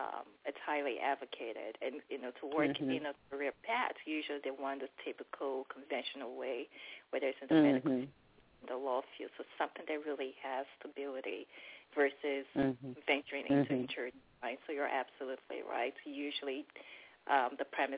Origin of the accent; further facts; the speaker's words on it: Nigeria; now in DC Metro Area, United States; I'm originally Nigerian.